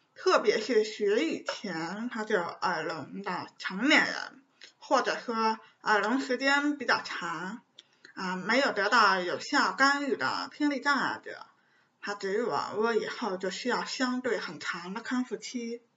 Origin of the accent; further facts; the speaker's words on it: Beijing, China; 是一名地地道道的北京女生